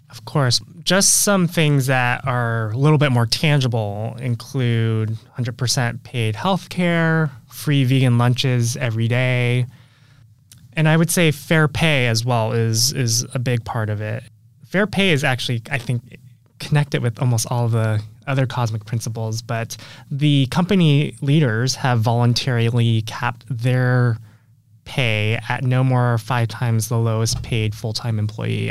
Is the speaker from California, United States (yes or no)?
yes; San Francisco, California, United States; I went back home to San Francisco, where, that's my hometown